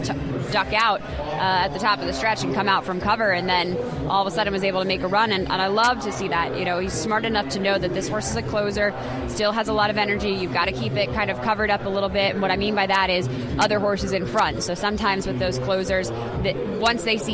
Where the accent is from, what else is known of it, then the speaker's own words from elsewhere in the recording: New York, United States; I'm from New York